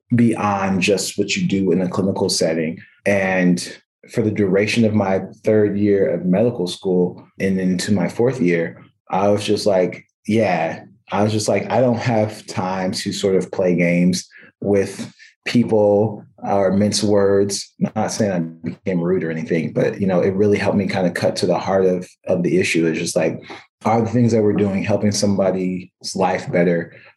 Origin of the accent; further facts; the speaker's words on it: California, United States; now in Providence, United States; I make it very clear to everybody that I'm a Californian and I belong there.